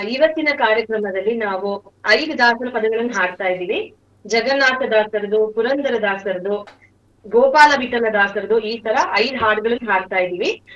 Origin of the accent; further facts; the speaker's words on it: Chikkamagaluru, Karnataka, India; ನಮ್ಮ ಊರಲ್ಲೇನೆ ಚಿಕ್ಕಮಗಳೂರಲ್ಲೇನೆ